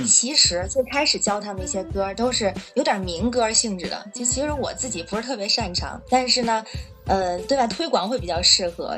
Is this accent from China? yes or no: yes; Tianjin, China; now in Beijing, China; 我是天津人，住在北京。呃，我是做国际中文教育，就是面向海外的学生做中文教学，还有文化推广，还有培训一些中文老师这样